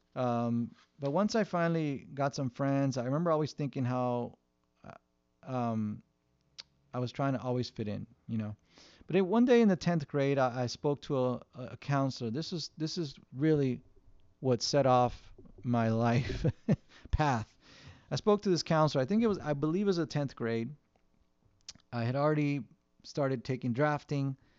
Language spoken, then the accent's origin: English; Southern California, United States; we live in Southern California, where we grew up in Southern California